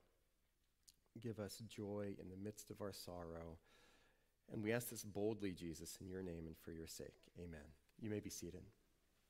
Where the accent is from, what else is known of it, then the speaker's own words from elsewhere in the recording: New Orleans, Louisiana, United States; moved away as an adult; also born or lived in New Hampshire; I went away, far away from where I grew up in New Orleans, went to college in New Hampshire